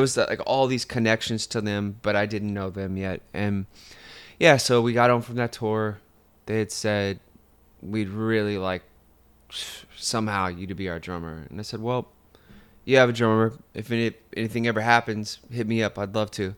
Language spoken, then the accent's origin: English; Fontana, California, United States; all my friends were Hispanic. that I grew up with in Fontana